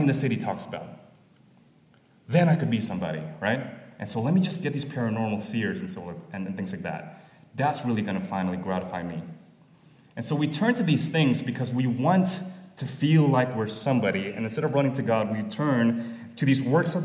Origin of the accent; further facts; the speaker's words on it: Jakarta, Indonesia; moved away; where I'm coming from Jakarta, Indonesia, this is actually very apparent to me as I was a pastor there